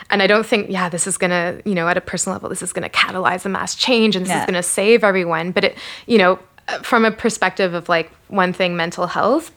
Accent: Canada; being Canadian, going camping

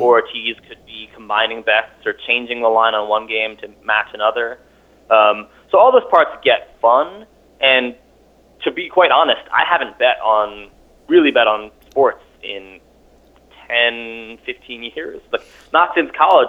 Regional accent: New York City, New York, United States; moved away as an adult; now in Vermont, United States; I'm a New Yorker, born and raised

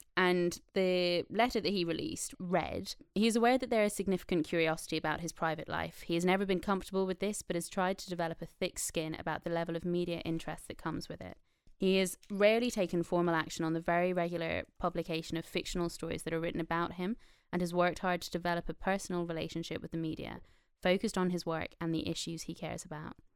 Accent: Ireland; I'm Irish, so I'm from a colonized country.

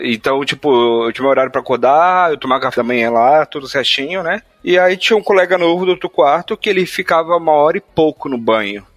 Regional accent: Northeast Region, Brazil; accent: Nordestino (Northeastern Brazilian); first language Portuguese; meus pais são nordestinos, né? Meu pai é de Recife, minha mãe é da Bahia, e eu tenho um sotaque nordestino

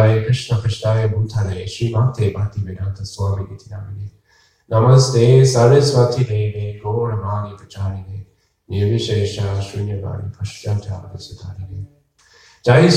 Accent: Berea, Ohio, United States; now in Tucson, United States; I grew up in Ohio, and at night, there was lots of lightning bugs

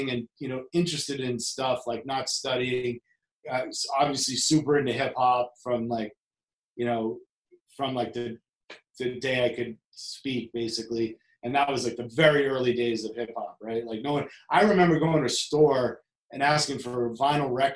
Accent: Boston, Massachusetts, United States; So I grew up in the city in Boston. I grew up in Jamaica Plain.

